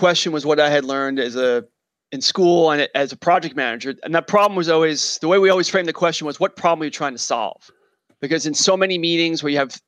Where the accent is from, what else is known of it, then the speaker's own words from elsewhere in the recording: New York, United States; I'm a New Yorker